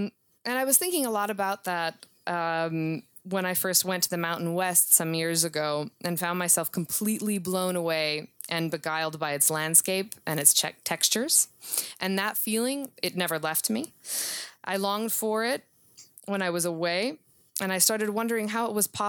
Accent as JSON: {"language": "English", "country": "Serbia", "tie": "born or raised there", "said": "Even though I grew up in the former Yugoslavia. And I grew up on sort of classic cowboy Westerns"}